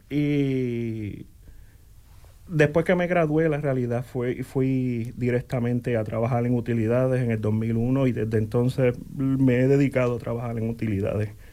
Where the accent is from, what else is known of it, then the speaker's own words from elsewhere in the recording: Coamo, Puerto Rico; moved away as an adult; also born or lived in Aibonito, Puerto Rico; now in Bloomington, United States; Nací en Coamo, en Aybonito, Puerto Rico